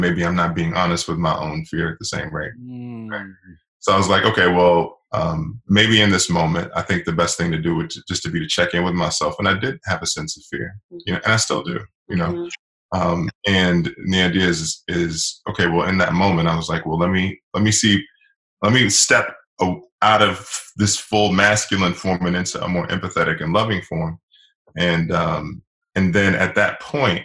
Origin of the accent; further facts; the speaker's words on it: Washington, District of Columbia, United States; I'm originally from Washington, D.C.